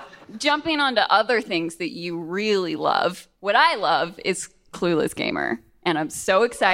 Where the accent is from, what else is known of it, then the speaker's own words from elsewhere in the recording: Austin, Texas, United States; moved away as an adult; now in New York, United States; I'm originally from Austin, but I moved to New York like 12 years ago.